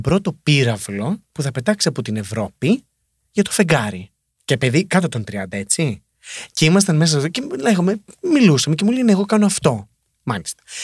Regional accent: Greece; moved away; έρχομαι από την Ελλάδα

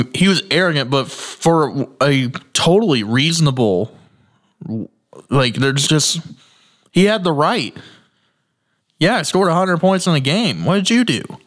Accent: Indiana, United States; I'm from Indiana

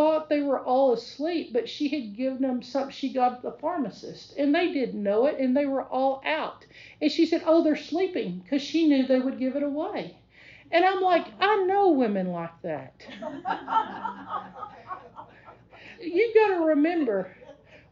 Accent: Texas, United States; I'm from Texas

